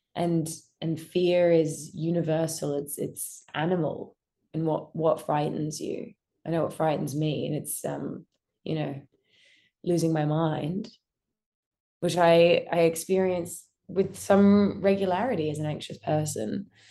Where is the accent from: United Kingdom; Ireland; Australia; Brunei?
Australia; I grew up in Australia in a pretty normal family